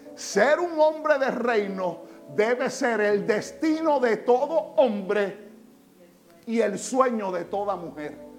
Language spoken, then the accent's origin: Spanish; Puerto Rico; En Puerto Rico pasa aún cuando nosotros somos ciudadanos americanos.